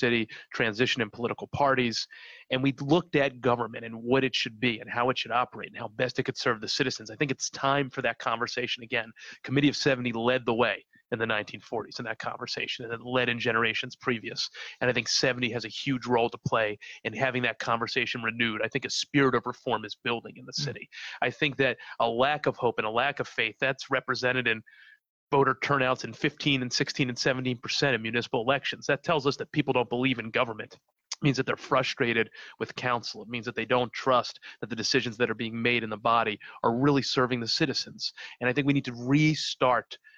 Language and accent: English; Philadelphia, Pennsylvania, United States; I organized in Kensington, which was where I was born, very close to where I grew up. I grew up in Fishtown.